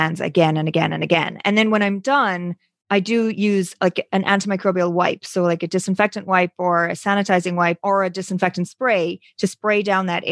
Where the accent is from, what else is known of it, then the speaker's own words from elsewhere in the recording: Ireland; moved away; I'm originally from Ireland. You can sometimes hear the accent